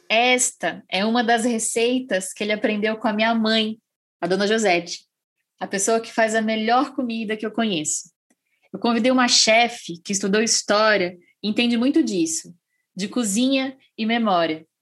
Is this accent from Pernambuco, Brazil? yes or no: yes; Pernambuco, Brazil; now in São Paulo, Brazil; A minha família mora em São Paulo, mas nós nascemos em Pernambuco